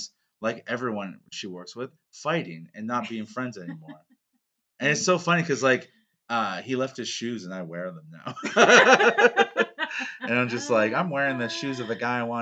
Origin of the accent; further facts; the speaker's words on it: Canada; I was from Canada